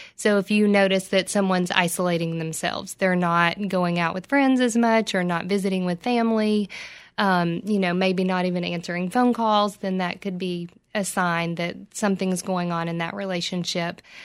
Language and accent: English; Oak Ridge, Tennessee, United States; also born or lived in Johnson City; I'm from Oak Ridge